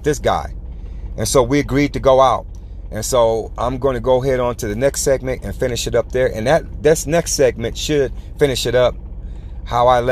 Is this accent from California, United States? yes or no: yes; California, United States; I was from Cali